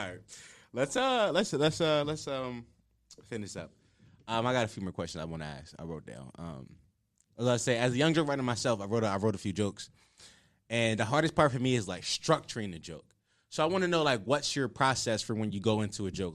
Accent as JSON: {"language": "English", "town": "Philadelphia", "region": "Pennsylvania", "country": "United States", "said": "I'm from Uptown"}